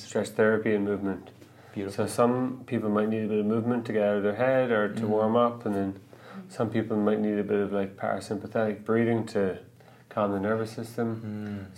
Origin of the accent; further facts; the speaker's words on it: Ireland; moved away as an adult; also born or lived in New York; now in Vancouver, Canada; growing up in Ireland, we did get in some fights